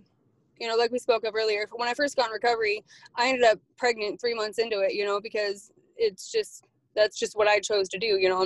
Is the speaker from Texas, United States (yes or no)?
no; Coeur d'Alene, Idaho, United States; I was born and raised in Coeur d'Alene.